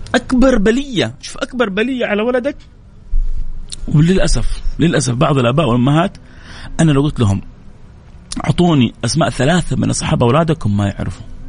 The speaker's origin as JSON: {"language": "Arabic", "country": "Saudi Arabia", "said": "عندنا في السعودية"}